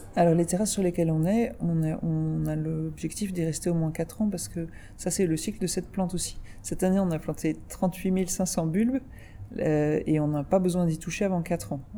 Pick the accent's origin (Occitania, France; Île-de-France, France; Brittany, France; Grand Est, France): Île-de-France, France; Paris; on est parisienne, mais on a des racines euh, campagnardes très fortes dans le centre de la France